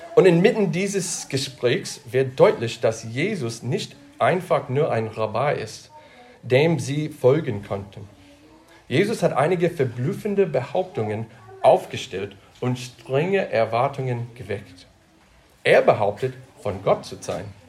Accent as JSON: {"language": "German", "country": "United States", "moved": "yes", "lives_now": "Germany", "said": "ich komme aus Deutschland, oh, den USA und jetzt Deutschland"}